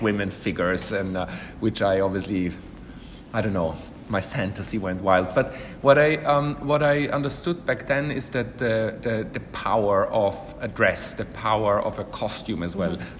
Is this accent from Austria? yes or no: yes; Vienna, Austria; moved away as an adult; also born or lived in London, United Kingdom; now in Milan, Italy; growing up in Vienna